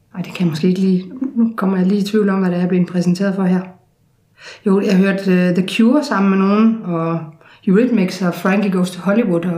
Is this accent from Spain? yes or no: no; Odense, Southern Denmark, Denmark; i Sanderum, hvor jeg voksede op